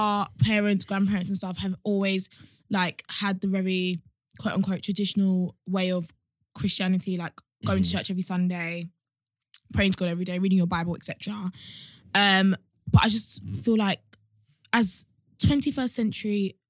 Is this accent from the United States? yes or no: no; Nigeria; Growing up in Nigeria and our house.